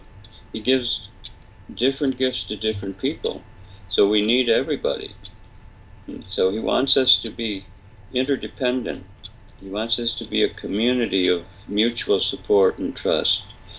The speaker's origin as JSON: {"language": "English", "region": "England", "country": "United Kingdom", "said": "Father, I'm English, you know, and the English are kind of stiff upper lip, you know, we can do it, you know."}